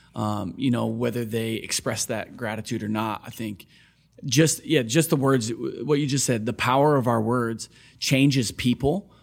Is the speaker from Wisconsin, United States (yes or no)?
yes; Onalaska, Wisconsin, United States; also born or lived in Kenosha, Wisconsin; I grew up in Wisconsin